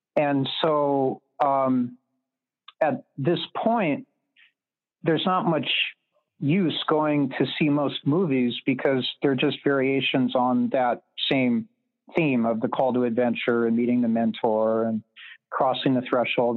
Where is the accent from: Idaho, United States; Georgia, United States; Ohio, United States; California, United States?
California, United States; I was growing up in Reagan era California